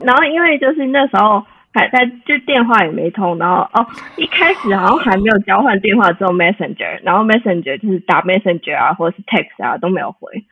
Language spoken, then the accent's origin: Chinese; Taiwan; moved away as an adult; now in Leipzig, Germany; 很想回台湾